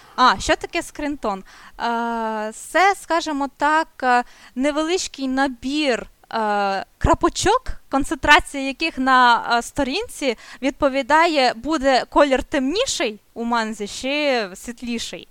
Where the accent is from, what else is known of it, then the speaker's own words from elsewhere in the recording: Chernivtsi, Chernivtsi Oblast, Ukraine; я з Чернівців